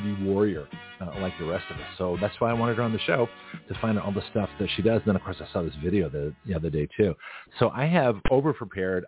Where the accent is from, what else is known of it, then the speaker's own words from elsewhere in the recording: Toronto, Ontario, Canada; now in United States; I was born in Toronto